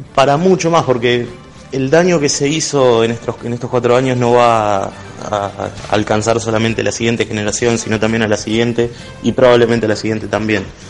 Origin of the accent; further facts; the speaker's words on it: Tandil, Buenos Aires Province, Argentina; now in La Plata, Argentina; soy de La Plata, aunque originalmente soy de Tandil